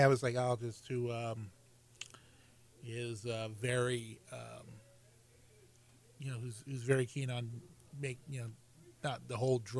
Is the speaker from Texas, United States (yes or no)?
yes; Houston, Texas, United States; also born or lived in New Orleans; Well, I was born in New Orleans, but through mysterious circumstances, me and my family moved here to Houston. I've been raised here for most of my life.